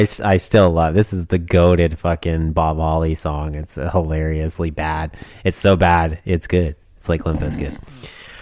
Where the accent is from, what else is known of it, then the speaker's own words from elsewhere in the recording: Canada; Me being a Canadian